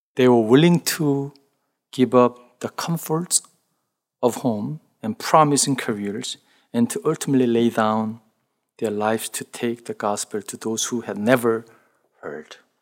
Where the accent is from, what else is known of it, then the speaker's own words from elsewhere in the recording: South Korea; English is a second language; moved away; The village that, where I grew up in Korea